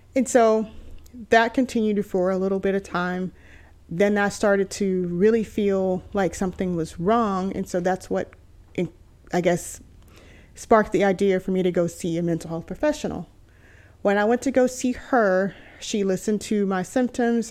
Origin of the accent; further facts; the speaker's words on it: Texas, United States; moved away as an adult; also born or lived in California; I'm originally from Texas, and so I spent my whole life being here in Texas